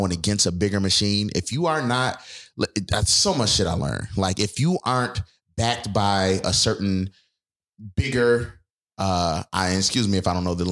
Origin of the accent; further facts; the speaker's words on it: Buffalo, New York, United States; I'm a Buffalo bred person. Like I love Buffalo. Everybody know I'm from Buffalo.